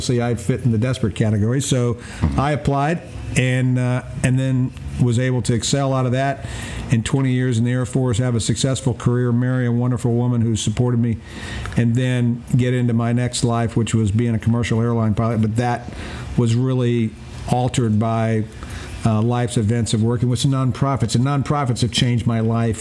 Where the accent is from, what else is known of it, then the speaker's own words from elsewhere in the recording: North Carolina, United States; as a kindergarten PE teacher, which is what I was growing up in North Carolina when I graduated from college